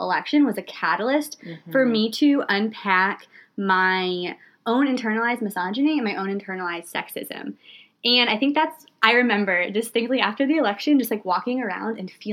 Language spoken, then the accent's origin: English; the South, United States; moved away as an adult; I grew up in the South and moved away after college